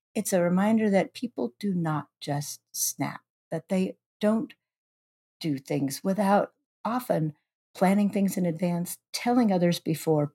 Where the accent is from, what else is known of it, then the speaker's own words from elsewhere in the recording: Shoreline, Washington, United States; now I'm the H R Director for the City of Shoreline, my hometown